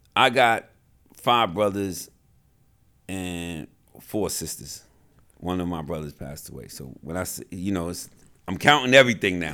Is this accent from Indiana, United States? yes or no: no; New York City, New York, United States; I grew up in the South Bronx